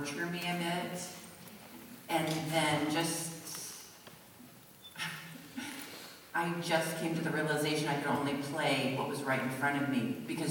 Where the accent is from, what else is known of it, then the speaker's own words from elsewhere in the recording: Iowa, United States; moved away; also born or lived in New York City / Los Angeles; I was one kind of person growing up in Iowa